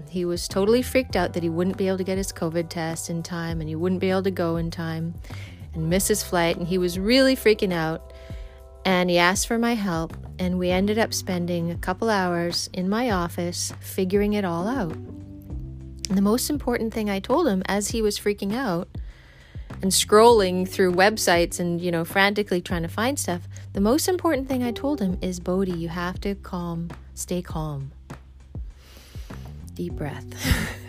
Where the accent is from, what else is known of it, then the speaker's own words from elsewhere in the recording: Vancouver, British Columbia, Canada; now in East Coast, United States; I'm from the West Coast of Canada. I'm from Vancouver area.